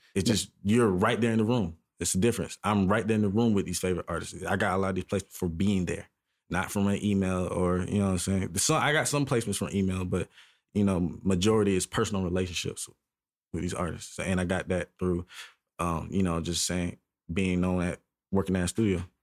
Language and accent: English; Charleston, South Carolina, United States; now in Atlanta, United States; I'm from South Carolina, which is close to, you know what I'm saying, Atlanta, but it's a little more country-ier.